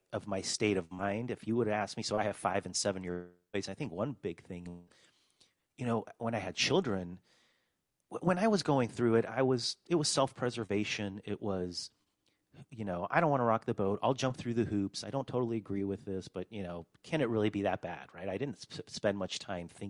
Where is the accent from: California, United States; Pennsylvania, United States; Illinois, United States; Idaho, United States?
California, United States; moved away as an adult; also born or lived in Poland; I grew up in California, but I was originally born in Poland, actually in communist Poland in 1978